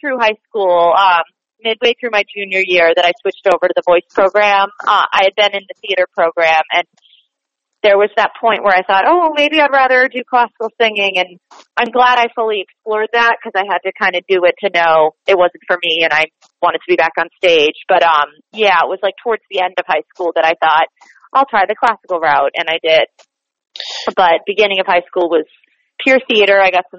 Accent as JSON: {"language": "English", "town": "Boston", "region": "Massachusetts", "country": "United States", "tie": "born or raised there", "also_born_or_lived": "New Jersey", "accent": "Boston", "lives_now": "New York, United States", "said": "So I grew up in Boston. I went to college in New Jersey, so that kind of got me transitioning to New York"}